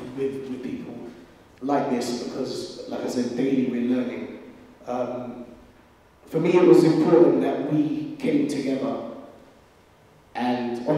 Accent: London, United Kingdom; growing up in London

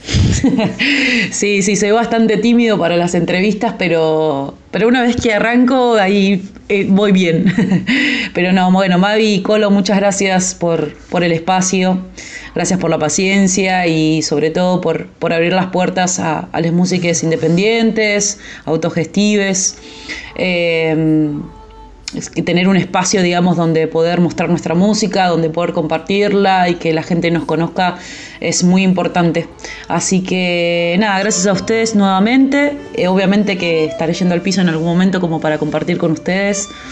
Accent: Gaiman, Chubut, Argentina; now in Buenos Aires, Argentina; soy de Gaiman, eh, Gaiman Chubut

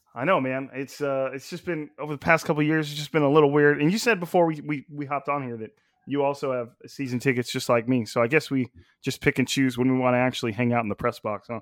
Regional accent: Fresno, California, United States; I'm from Fresno

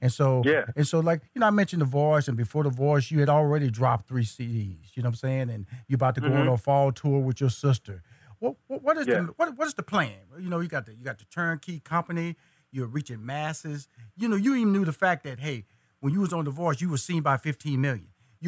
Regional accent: Houston, Texas, United States; You're from Dallas, Texas. I'm from Houston, Texas.

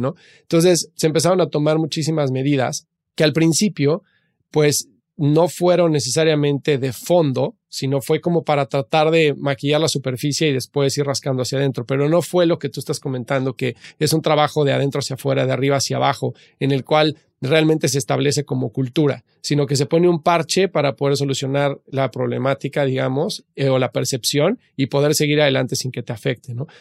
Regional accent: Mexico; also born or lived in United States; yo que soy mexicano

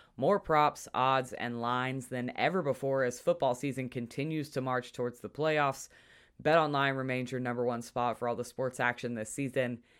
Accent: hometown near Pawhuska, Oklahoma, United States; my hometown at our high school football stadium

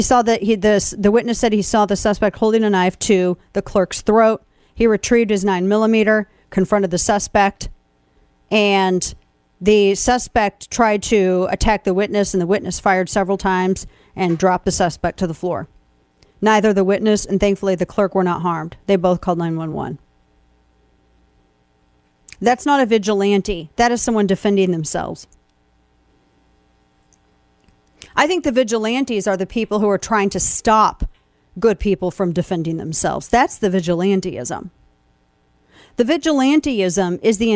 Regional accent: Missouri, United States; my home state of Missouri.

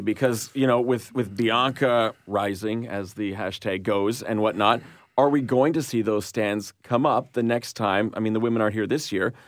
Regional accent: Montreal, Quebec, Canada; I'm from Montreal

